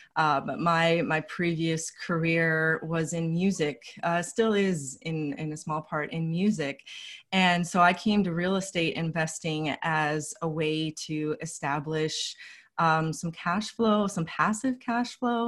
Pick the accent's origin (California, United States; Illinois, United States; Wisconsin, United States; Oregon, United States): California, United States; Los Angeles; moved away as an adult; now in Philadelphia, United States; I'm from Los Angeles originally